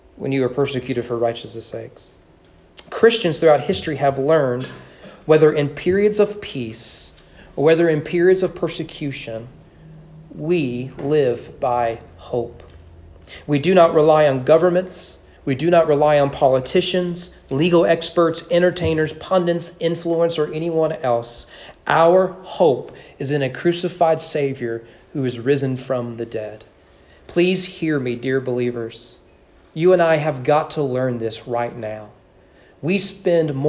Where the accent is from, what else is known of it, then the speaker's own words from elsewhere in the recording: United States; I grew up as American